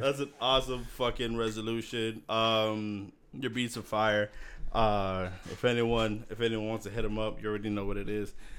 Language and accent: English; Miami, Florida, United States; also born or lived in Massachusetts; I was born in Miami